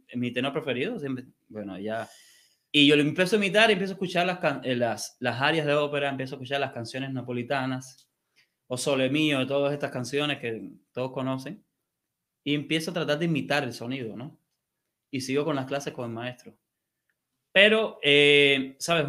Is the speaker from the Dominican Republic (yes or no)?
no; Havana, La Habana, Cuba; moved away as an adult; also born or lived in Mexico; now in United States; yo soy de La Habana, del barrio de San Miguel del Padrón